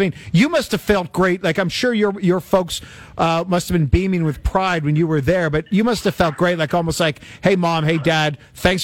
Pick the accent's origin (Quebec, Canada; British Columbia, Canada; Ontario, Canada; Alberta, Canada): Ontario, Canada; Toronto; I was born and raised in Toronto